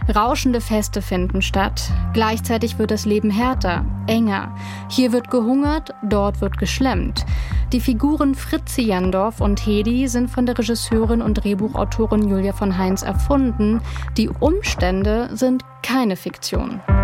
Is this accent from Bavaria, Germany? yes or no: no; Berlin, Germany; ich komme ja aus Berlin